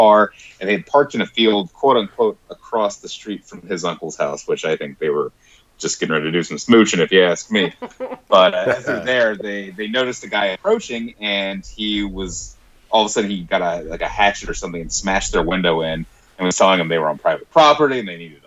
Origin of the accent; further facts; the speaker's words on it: Virginia, United States; growing up in Virginia